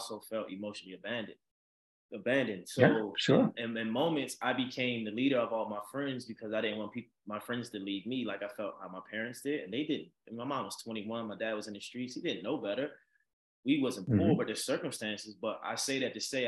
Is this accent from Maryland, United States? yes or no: yes; Baltimore, Maryland, United States; now in Los Angeles, United States; growing up in Baltimore